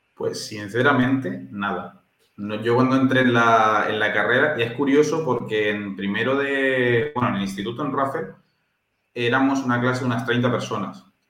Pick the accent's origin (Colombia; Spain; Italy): Spain; Valencia, Valencian Community; also born or lived in Temuco, Chile; aunque yo ya he nacido en Chile, yo soy de la terreta, porque llevo desde los cinco años en Valencia y prácticamente soy valenciano.